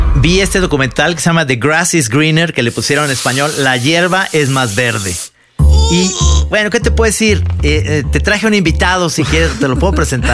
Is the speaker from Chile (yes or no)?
no; Mexico; como mexicano